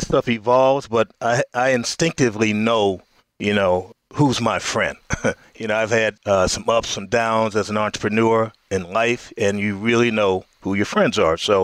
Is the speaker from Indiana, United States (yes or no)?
yes; Gary, Indiana, United States; moved away as an adult; also born or lived in Chicago; now in New York, United States; I grew up in Gary, Indiana